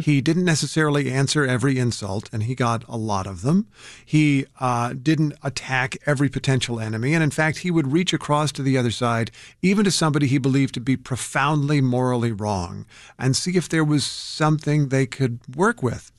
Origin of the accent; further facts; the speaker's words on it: Indiana, United States; moved away; my home state of Indiana